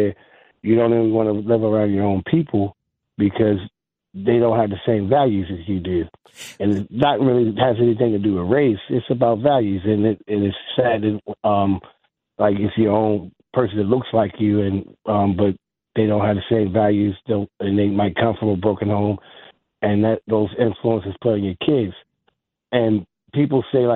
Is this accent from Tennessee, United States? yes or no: no; Baltimore, Maryland, United States; I'm from Baltimore